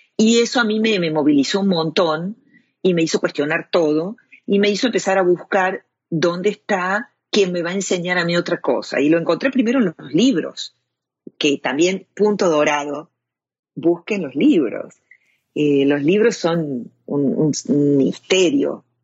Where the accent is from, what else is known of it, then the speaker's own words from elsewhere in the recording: Córdoba, Argentina; moved away as an adult; also born or lived in Europe; now in United States; soy cordobesa de nacimiento, argentina